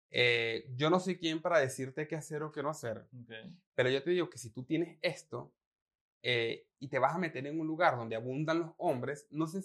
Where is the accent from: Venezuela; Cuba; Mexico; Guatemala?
Venezuela; yo, soy, el venezolano que ha sido criado a punta arepa.